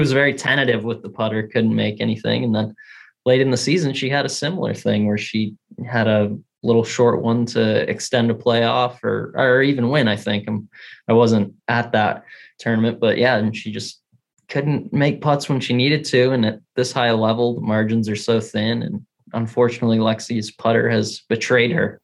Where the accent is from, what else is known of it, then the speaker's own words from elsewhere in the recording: West Texas, United States; moved away; also born or lived in Wisconsin; from Texas originally